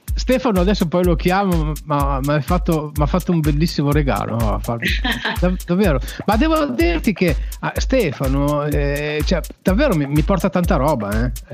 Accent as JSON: {"language": "Italian", "country": "Uruguay", "tie": "born or raised there", "moved": "yes", "lives_now": "Italy", "said": "Io sono nativo, sono uruguaiano, sono nato, ah. nel, su, sono nato nel Sud America da mamma cilena e papà, e papà italiano"}